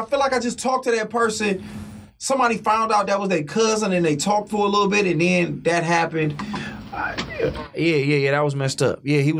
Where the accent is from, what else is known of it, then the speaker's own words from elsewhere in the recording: Oak Park, Michigan, United States; Like, I tell niggas I'm from Detroit, and then I'm like, I'm really from Oak Park.